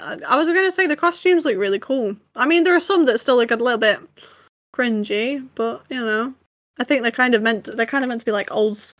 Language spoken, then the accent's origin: English; London, United Kingdom; We're all from London.